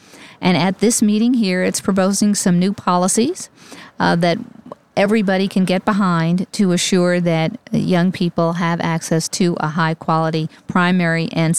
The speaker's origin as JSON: {"language": "English", "region": "New York", "country": "United States", "tie": "born there", "said": "I was born in New York. I was raised on New York thin crust."}